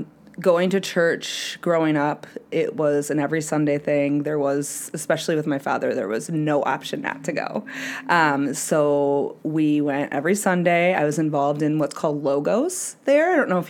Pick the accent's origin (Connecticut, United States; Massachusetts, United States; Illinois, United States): Illinois, United States; Rockford; I'm from Rockford.